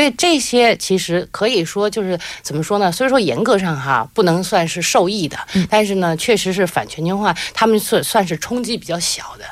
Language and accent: Chinese; China; now in Seoul, South Korea; 我尽管是中国人，嗯。但是我自己会觉得我，我是首尔人